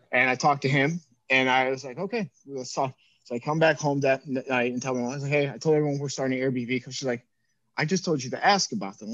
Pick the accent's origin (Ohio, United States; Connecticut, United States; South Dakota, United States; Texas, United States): Ohio, United States; Cleveland; We grew up in Cleveland